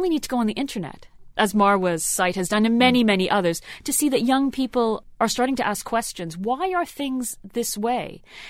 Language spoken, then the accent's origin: English; Canada; I grew up in Canada.